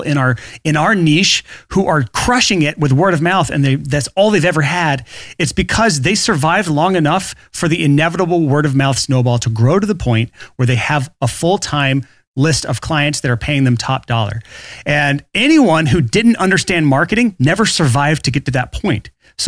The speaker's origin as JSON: {"language": "English", "region": "Alabama", "country": "United States", "said": "I'm from Alabama"}